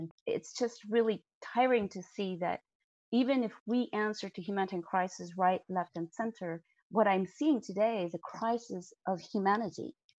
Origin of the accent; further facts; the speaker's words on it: United States; moved away; as an American